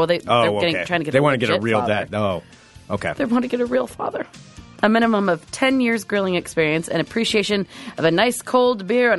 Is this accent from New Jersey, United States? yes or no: no; Washington, United States; moved away; I am from Washington State.